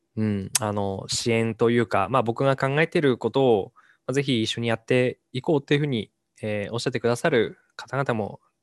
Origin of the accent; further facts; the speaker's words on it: Hachinohe, Aomori, Japan; 地元の八戸に戻って